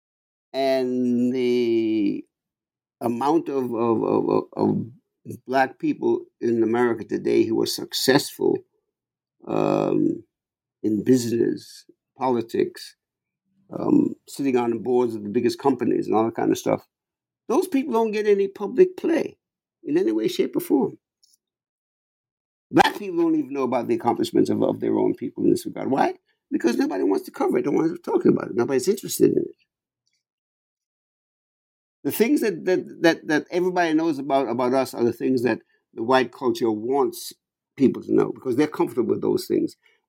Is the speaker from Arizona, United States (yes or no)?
no; New York, United States; If you walk anywhere, I'm a New Yorker, right?